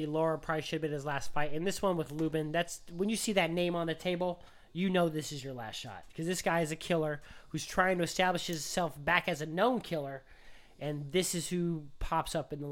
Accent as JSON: {"language": "English", "town": "Las Vegas", "region": "Nevada", "country": "United States", "said": "I'm with Ishe Smith's camp. I'm from Vegas. It's cool."}